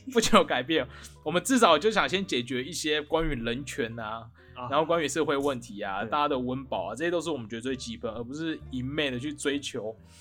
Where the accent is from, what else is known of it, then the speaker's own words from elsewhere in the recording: Taiwan; 我们台湾人是不是活得很安逸耶